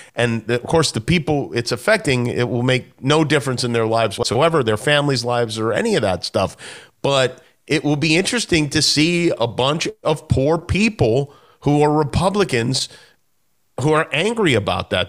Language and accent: English; Las Vegas, Nevada, United States; I grew up in Vegas